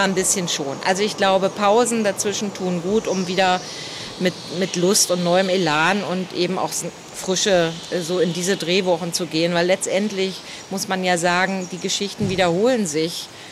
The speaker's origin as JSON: {"language": "German", "region": "Berlin", "country": "Germany", "said": "ich bin Berlinerin"}